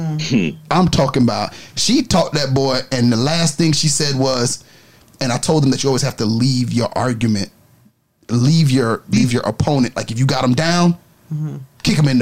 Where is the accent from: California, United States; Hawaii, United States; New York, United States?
New York, United States; New York City; I was raised in New York.